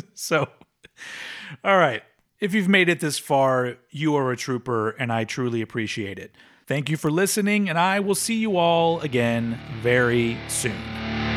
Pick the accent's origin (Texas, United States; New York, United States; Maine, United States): Texas, United States; Austin; I'm saying goodbye to my hometown.